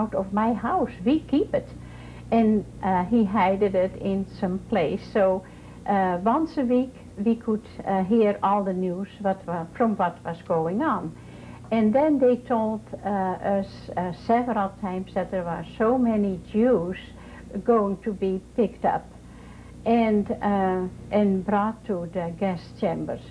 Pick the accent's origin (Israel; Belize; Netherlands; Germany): Netherlands; moved away as an adult; now in Vandalia, Ohio, United States; I was born in Holland, and in 1940 I was married